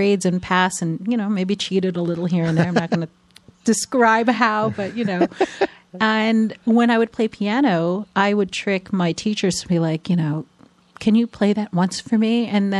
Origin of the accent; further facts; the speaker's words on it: New York, United States; So it's pretty rare, so I can say that even though I don't sound like I'm from New York, I am a native New Yorker.